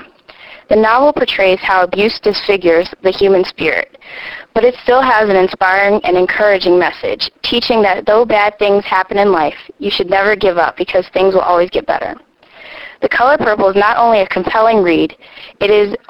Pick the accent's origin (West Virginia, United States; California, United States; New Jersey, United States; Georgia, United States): New Jersey, United States; Toms River; I am from Toms River, New Jersey.